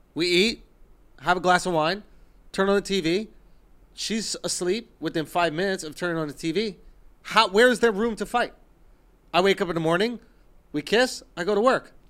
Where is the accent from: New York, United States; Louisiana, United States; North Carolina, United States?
New York, United States; New York City; I grew up in Manhattan